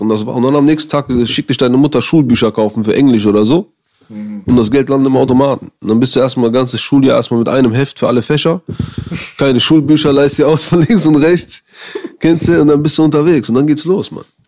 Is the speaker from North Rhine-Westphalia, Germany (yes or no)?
yes; Düsseldorf, North Rhine-Westphalia, Germany